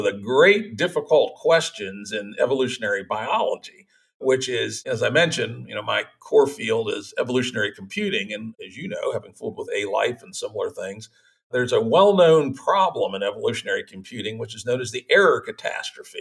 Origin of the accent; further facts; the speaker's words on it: United States; Chesapeake Bay, or near where I grew up